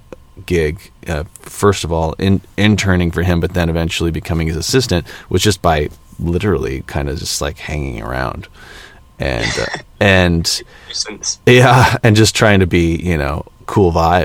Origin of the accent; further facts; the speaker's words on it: Los Angeles, California, United States; growing up in Los Angeles